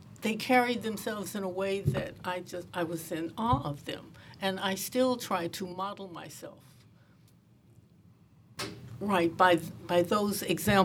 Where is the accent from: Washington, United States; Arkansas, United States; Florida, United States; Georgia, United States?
Arkansas, United States; Pine Bluff; I grew up in Pine Bluff, Arkansas